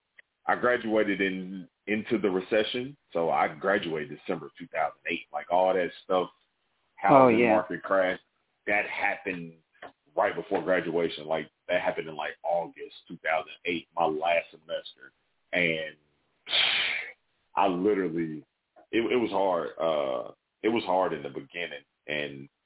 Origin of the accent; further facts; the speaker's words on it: Indianapolis, Indiana, United States; also born or lived in West Lafayette, Indiana; Born and raised, all 30. Other than going to college, I've never lived anywhere else